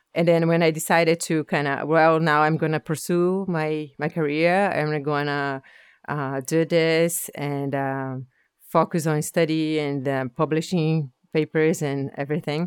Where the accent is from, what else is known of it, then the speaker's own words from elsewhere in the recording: Brazil; English is a second language; moved away as an adult; now in Halifax, Canada; I'm originally from Brazil